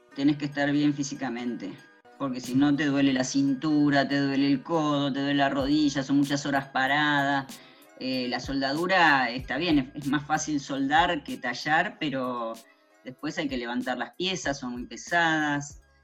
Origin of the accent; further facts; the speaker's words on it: Argentina; also born or lived in Buenos Aires; soy argentina, vivo en Buenos Aires